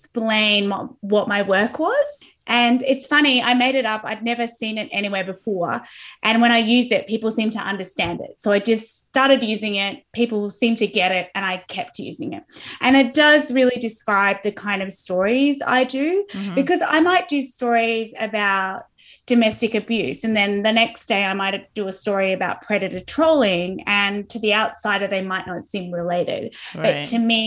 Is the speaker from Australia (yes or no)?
yes; Australia; I'm Australian